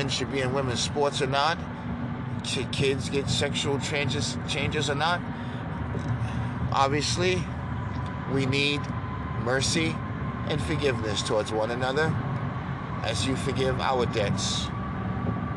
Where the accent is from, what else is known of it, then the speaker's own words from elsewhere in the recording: New York, United States; moved away; I grew up in New York